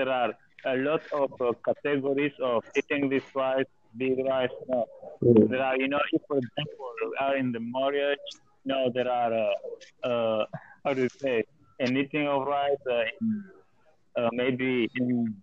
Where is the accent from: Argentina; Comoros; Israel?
Comoros; moved away as an adult; now in India; I'm from Comoros